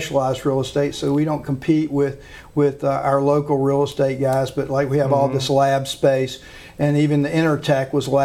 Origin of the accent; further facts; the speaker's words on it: Shreveport, Louisiana, United States; I give Shreveport all the credit for my success, because I was raised, born, trained here